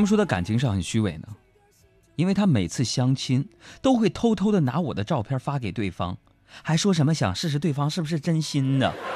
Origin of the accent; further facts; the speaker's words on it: Northeast China, China; accent: Northeastern dialect; 我们东北话有点嘚